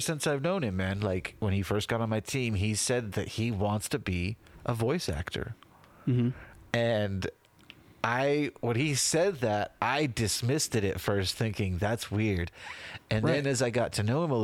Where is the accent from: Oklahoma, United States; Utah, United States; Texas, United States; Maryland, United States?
Utah, United States; We grew up in Utah County, Utah